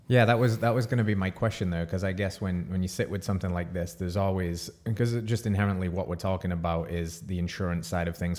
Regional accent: England, United Kingdom; moved away as an adult; now in United States; If you're picking up on the accent, I'm from England

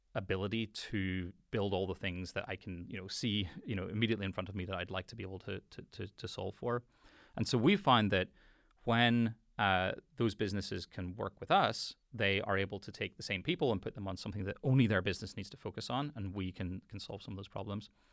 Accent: Belfast, Northern Ireland, United Kingdom; I grew up in Belfast

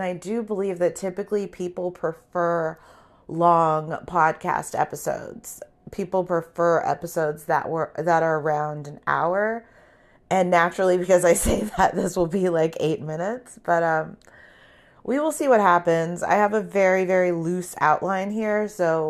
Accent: California, United States; people assume that I'm at the beach surfing every day because I'm from Southern California.

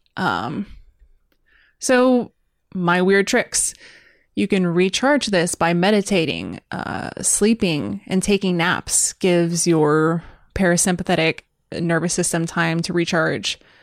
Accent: United States; as an American

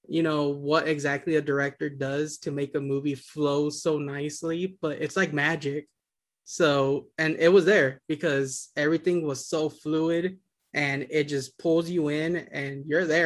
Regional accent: Yuma, Arizona, United States; now in Phoenix, United States; I grew up in Yuma, Arizona, which is a border town, like 5 miles from the Mexican border.

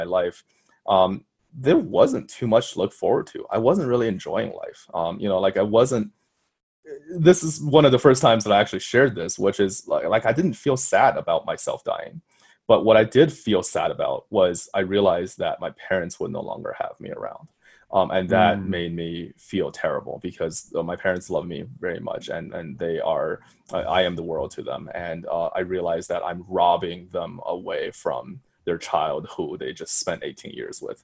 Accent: Colorado, United States; also born or lived in China; I'm from Colorado

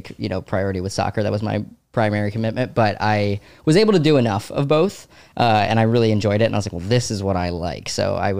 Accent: Savannah, Georgia, United States; born or raised there; moved away as an adult; also born or lived in DeWitt, New York / North Carolina; now in New York, United States

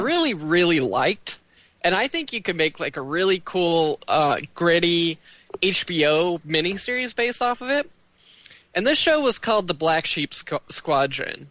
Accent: United States; we as American consumers

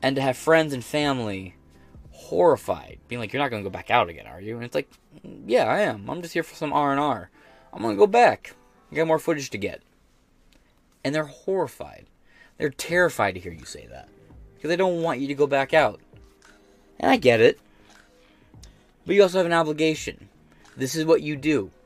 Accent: United States; as an American

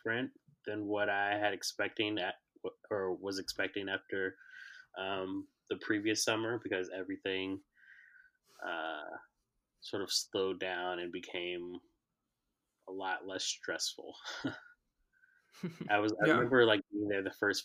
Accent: Chicago, Illinois, United States; I was born and raised in Chicago

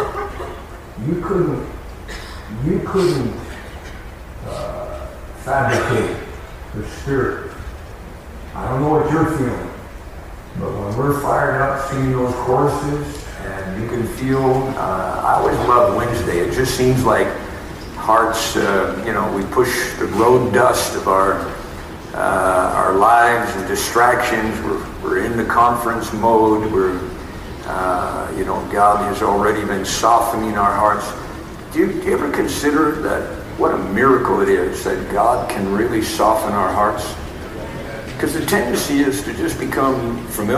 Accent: East Coast, United States; I'm from the East Coast.

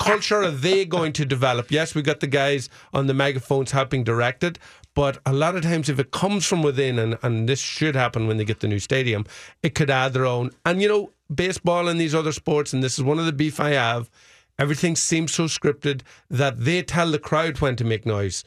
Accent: Fermanagh, Northern Ireland, United Kingdom; my hometown team, Fermanagh

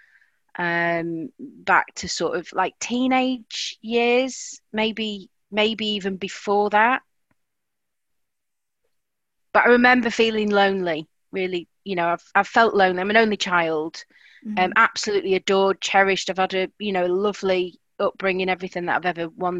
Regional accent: Blackpool, North West England, United Kingdom; moved away as an adult; now in South of England, United Kingdom; I'm from Blackpool, originally

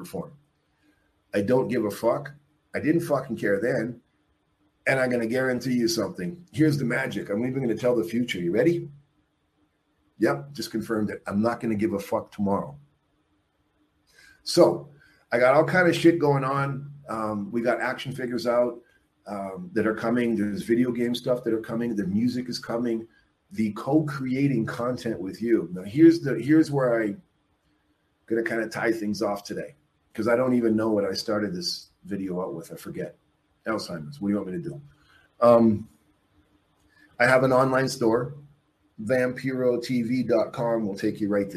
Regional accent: Canada; also born or lived in Mexico; I'm a Canadian who left Mexico. I'm a Mexican citizen.

